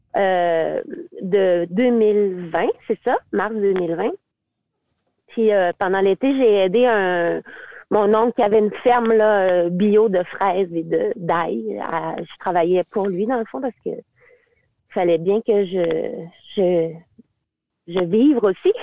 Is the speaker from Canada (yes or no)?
yes; Quebec, Canada; moved away as an adult; also born or lived in Beijing, China; je suis québécoise, là, puis je suis canadienne